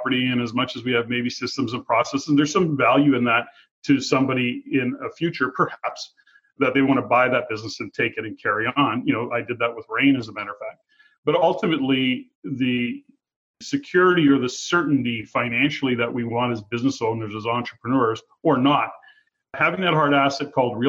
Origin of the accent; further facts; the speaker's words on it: Edmonton, Alberta, Canada; moved away as an adult; now in Fraser Valley, Canada; I was born and raised in Edmonton, although I live in the Lower Mainland today and have for about 11 years, well, Fraser Valley to be specific.